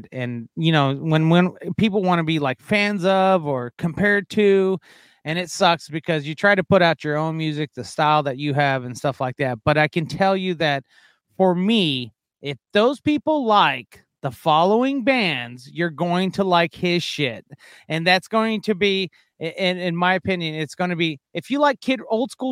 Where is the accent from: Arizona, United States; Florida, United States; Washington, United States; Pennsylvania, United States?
Arizona, United States; Yuma; moved away as an adult; now in Las Vegas, United States; I grew up in Yuma, Arizona